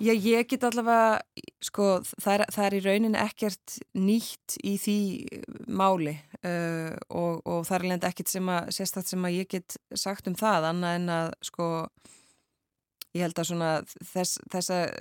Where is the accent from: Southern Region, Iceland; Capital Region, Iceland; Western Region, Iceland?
Western Region, Iceland; Akranes; á Akrans í mínum heimabæ